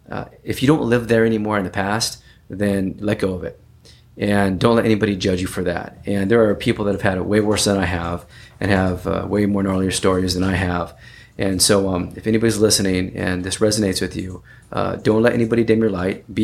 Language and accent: English; California, United States; born there; so I was uh, I was born in Northern California